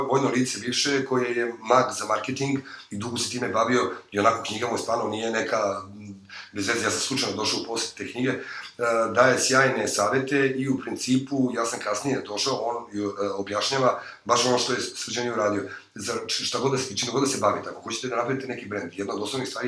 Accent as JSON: {"language": "Croatian", "region": "Belgrade", "country": "Serbia", "tie": "born or raised there", "said": "mi smo inače sa Voždovca, tamo smo rođeni"}